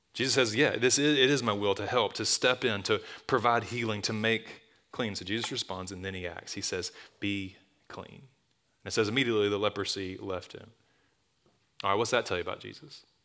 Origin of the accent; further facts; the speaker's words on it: Tuscaloosa, Alabama, United States; I grew up in Tuscaloosa. It's my hometown. I was gone for a long time. I'm back